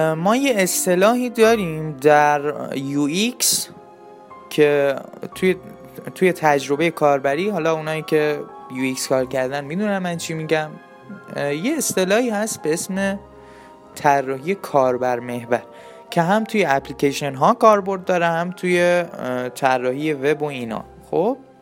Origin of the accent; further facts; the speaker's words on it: Iran; ما ایرانیم